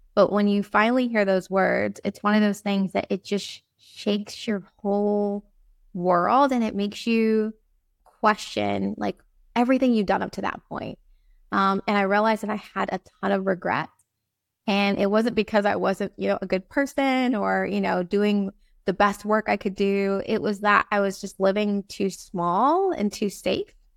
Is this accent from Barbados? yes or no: yes; Barbados; also born or lived in East Coast, United States; now in Saint Thomas, U.S. Virgin Islands; I was born in Barbados